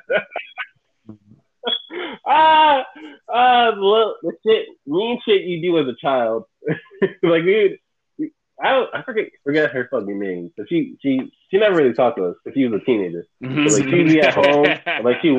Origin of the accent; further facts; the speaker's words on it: Bridgeport, Connecticut, United States; when I was young, growing up in Connecticut, back in, when I was living in Bridgeport, I believe I was about 5 to 7